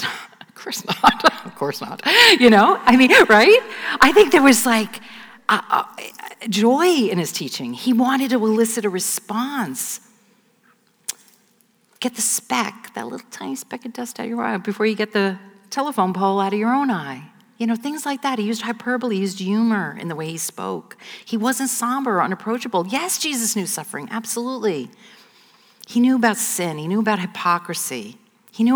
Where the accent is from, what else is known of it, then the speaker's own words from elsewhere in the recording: United States; I grew up 20 minutes outside of Manhattan